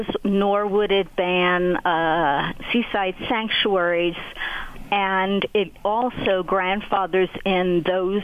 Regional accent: United States; as an American

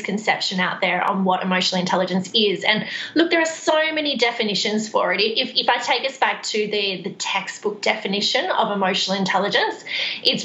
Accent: Central Coast, New South Wales, Australia; moved away as an adult; also born or lived in Queensland / Sydney; now in Perth, Australia; I'm actually originally from New South Wales. Just north of Sydney. So Central Coast is where I spend most of my life

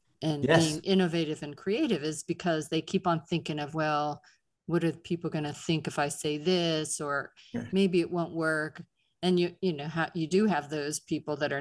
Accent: Pittsburgh, Pennsylvania, United States; accent: Pittsburgh; Our Pittsburgh and New York accents

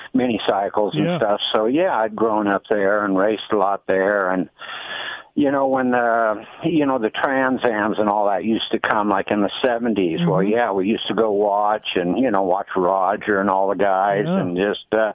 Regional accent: Calimesa, California, United States; moved away; also born or lived in Santa Ana, California; I was born in Southern California and Santa Ana, actually. And then basically I grew up in a place called Calamasa. It's right next to Yucaipa

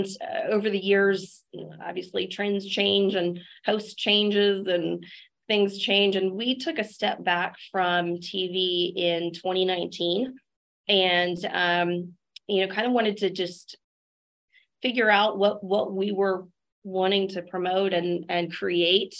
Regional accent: Texas Hill Country, United States; I was raised in the Texas Hill Country

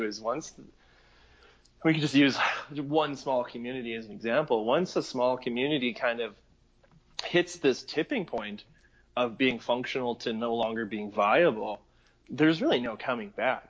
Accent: Mundare, Alberta, Canada; my hometown of Mundare

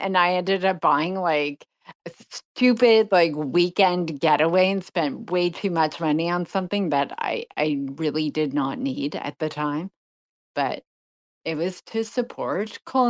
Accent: Toronto, Ontario, Canada; also born or lived in Montreal; I'm close to Montreal. I'm from Toronto. My mom is from Montreal. I grew up going back and forth, Toronto, Montreal.

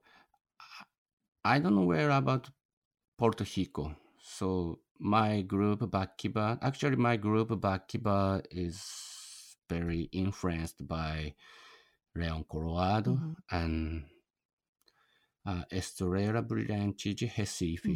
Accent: Japan; English is a second language; I'm a foreigner from Japan, and my Portuguese is very poor

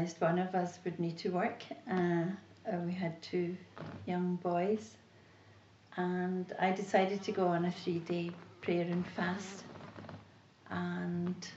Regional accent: Glasgow, Scotland, United Kingdom; I grew up in Glasgow and I was a very churched child

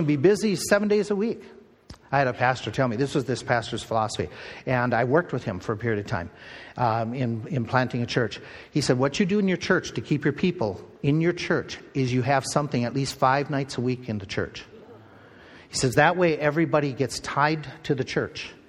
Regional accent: Midwest, United States; growing up in the Midwest.

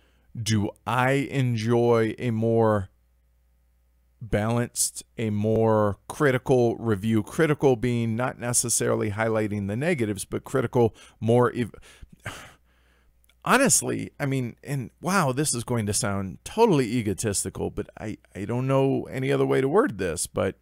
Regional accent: Portland, Oregon, United States; Hey, I'm from Portland. This is the closest team.

